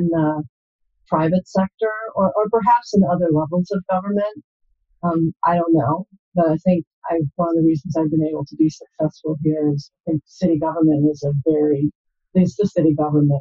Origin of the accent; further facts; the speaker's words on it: Milwaukee, Wisconsin, United States; now in San Jose, United States; I grew up in Wisconsin in the Milwaukee area